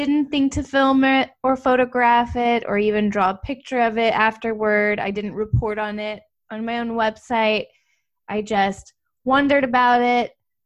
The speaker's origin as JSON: {"language": "English", "town": "Austin", "region": "Texas", "country": "United States", "tie": "born or raised there", "said": "I am in Central Texas, born and raised in Austin"}